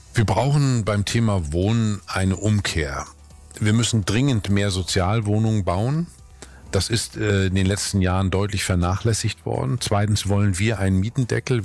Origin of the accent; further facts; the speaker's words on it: Northern Germany, Germany; als Norddeutscher